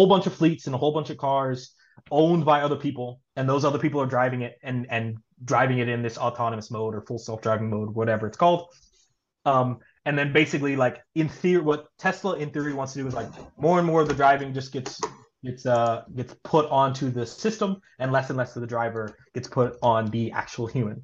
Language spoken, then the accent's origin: English; Little Rock, Arkansas, United States; moved away as an adult; also born or lived in Tulsa, Oklahoma / Pennsylvania / Florida; now in Oakland, United States; I grew up in Little Rock, Arkansas.